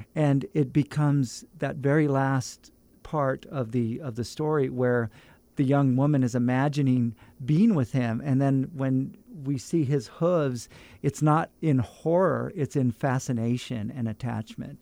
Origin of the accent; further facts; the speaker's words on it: Fresno, California, United States; moved away as an adult; I, I'm from Fresno